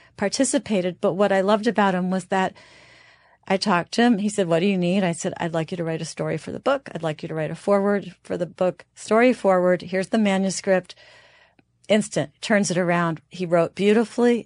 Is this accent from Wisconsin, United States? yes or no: no; New York area, United States; I'm from the New York area